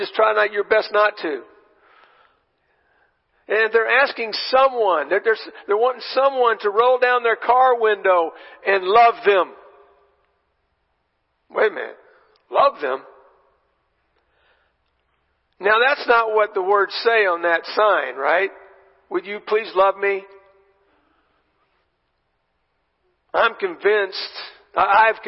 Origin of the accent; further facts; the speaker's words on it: Texas, United States; I'm from Texas